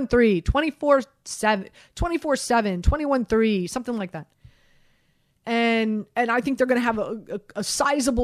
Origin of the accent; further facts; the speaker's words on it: Miami, Florida, United States; born and raised in Miami